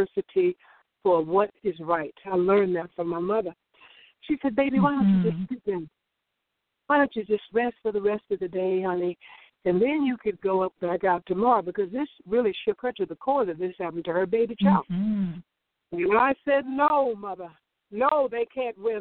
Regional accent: Orangeburg, South Carolina, United States; I grew up in South Carolina, as you said, in a little town called Orangeburg.

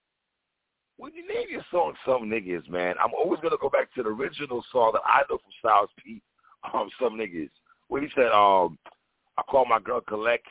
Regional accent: New York City, New York, United States; now in Florida, United States; I'm being from New York City

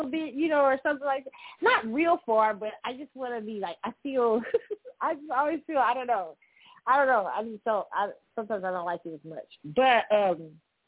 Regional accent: Kansas City, United States; my hometown, Kansas City

